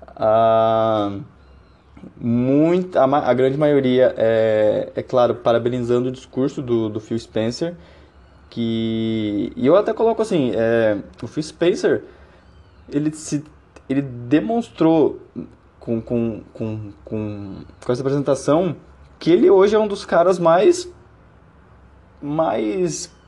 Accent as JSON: {"language": "Portuguese", "region": "Paraná", "country": "Brazil", "moved": "yes", "lives_now": "Uberlândia, Brazil", "said": "moro em Berlândia mas sou paranaense"}